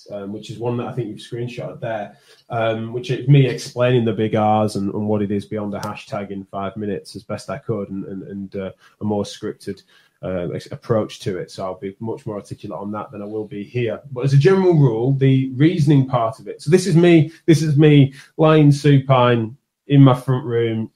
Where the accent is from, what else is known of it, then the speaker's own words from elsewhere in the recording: United Kingdom; accent: strong northern; my accent's a strong northern one